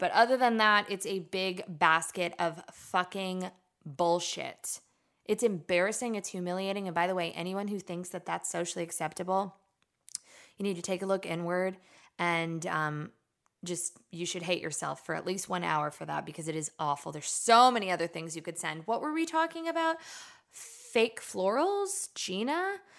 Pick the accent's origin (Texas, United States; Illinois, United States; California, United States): California, United States; Los Angeles